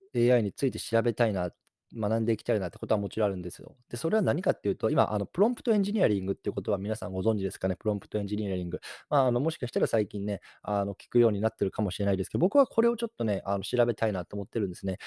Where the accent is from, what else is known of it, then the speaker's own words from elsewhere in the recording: Japan; moved away; 日本の方に帰ってきて、で、自分の実家にいるんですよ